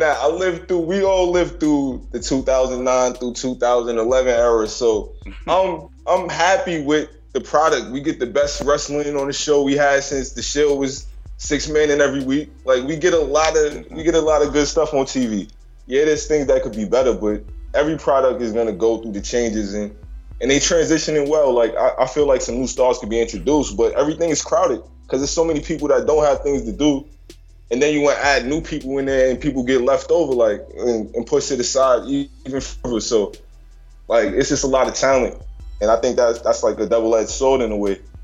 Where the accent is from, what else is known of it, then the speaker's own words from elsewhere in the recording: New York, United States; I'm from New York